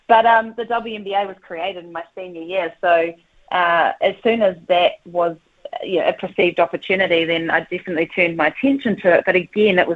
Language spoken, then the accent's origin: English; Whanganui, Manawatū-Whanganui, New Zealand; moved away as an adult; also born or lived in United States; I grew up in Whanganui in the 80s